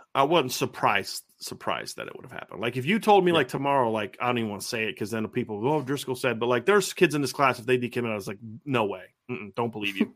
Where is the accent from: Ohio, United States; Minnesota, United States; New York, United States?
Ohio, United States; Lima; growing up in Lima, there's the Neil, Neil, Armstrong was from like right down the street where I'm from